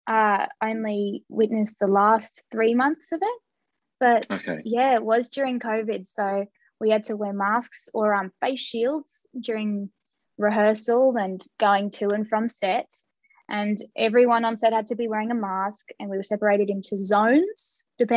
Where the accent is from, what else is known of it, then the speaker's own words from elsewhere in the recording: Australia; we were both kind of bonded being Australian, being away from home.